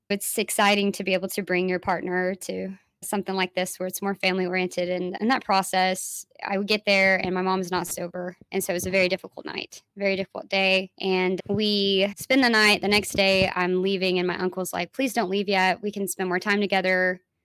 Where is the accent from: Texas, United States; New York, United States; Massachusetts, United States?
Texas, United States; Dallas; I'm from Dallas